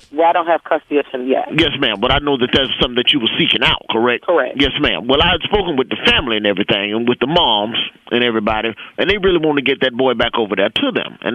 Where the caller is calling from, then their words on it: Atlanta, Georgia, United States; Well, I'm calling from the Atlanta office right now